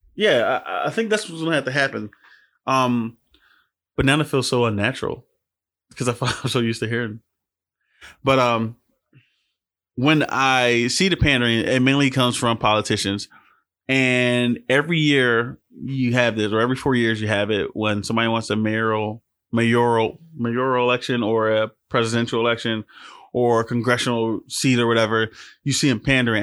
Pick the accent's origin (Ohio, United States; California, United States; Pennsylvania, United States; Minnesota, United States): Pennsylvania, United States; Philadelphia; I'm from Philly. We got an accent